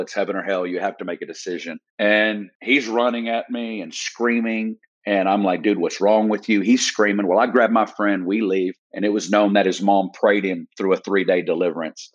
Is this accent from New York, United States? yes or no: no; Northwest Arkansas, United States; I'm from Northwest Arkansas, originally. And so from a little town in Northwest Arkansas, probably about 30 minutes south of Fayetteville and little town of 3000